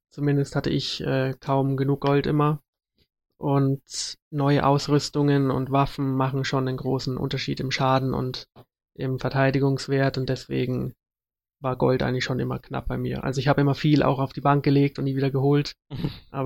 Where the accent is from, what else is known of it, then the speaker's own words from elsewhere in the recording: Munich, Bavaria, Germany; Ja, ich bin Münchner, also.